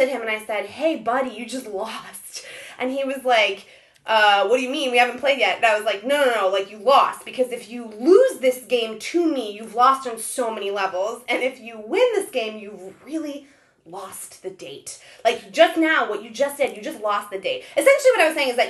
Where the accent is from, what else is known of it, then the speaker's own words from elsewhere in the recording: Ohio, United States; also born or lived in Israel; I was born in Israel, and then I grew up in Ohio.